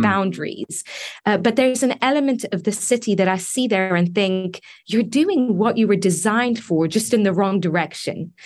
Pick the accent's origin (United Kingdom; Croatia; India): United Kingdom; England; moved away as an adult; also born or lived in Iran; now in United States; I was born in Iran, grew up in England